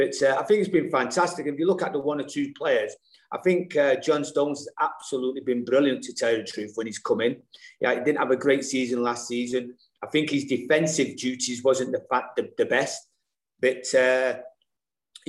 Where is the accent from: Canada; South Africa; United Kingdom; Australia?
United Kingdom; Salford, North West England; accent: Mancunian; moved away as an adult; also born or lived in Manchester / New Zealand; now in India; I grew up in Salford, really, not Manchester